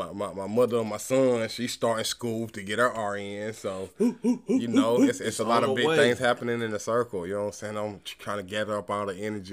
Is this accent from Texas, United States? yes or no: no; Knoxville, Tennessee, United States; born and raised in Knoxville